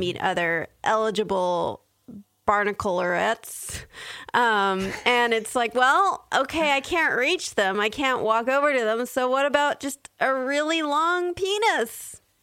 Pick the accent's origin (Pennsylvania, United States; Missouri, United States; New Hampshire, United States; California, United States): California, United States; San Diego; I grew up in San Diego, so I lived near the beach